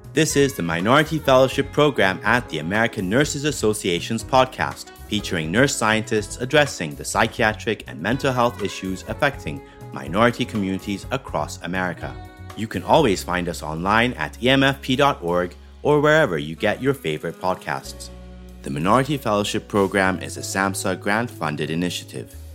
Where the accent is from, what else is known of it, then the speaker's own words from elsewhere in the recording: Ethiopia; now in United States; I'm from Ethiopia. I'm, I've immigrated here. So, I haven't grown up in this system